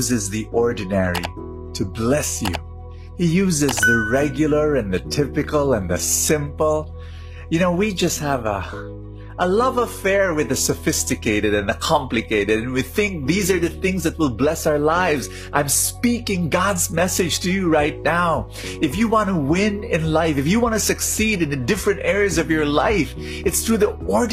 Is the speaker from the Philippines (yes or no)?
yes; Philippines; I'm a Filipino